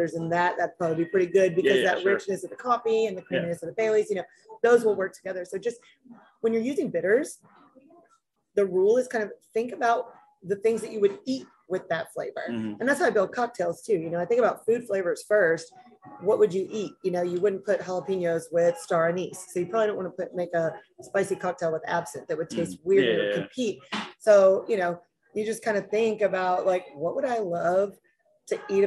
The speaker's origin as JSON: {"language": "English", "area": "right outside of Little Rock", "region": "Arkansas", "country": "United States", "tie": "born or raised there", "said": "I grew up right outside of Little Rock, Arkansas"}